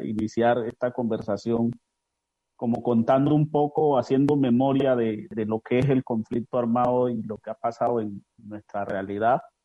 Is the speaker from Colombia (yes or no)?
yes; Bojayá, Chocó, Colombia; vengo de Bojayá